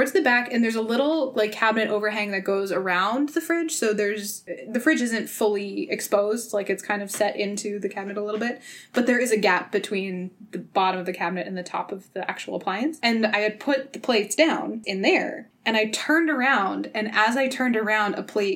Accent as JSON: {"language": "English", "region": "Massachusetts", "country": "United States", "tie": "born or raised there", "said": "So the house that I grew up in is in Massachusetts"}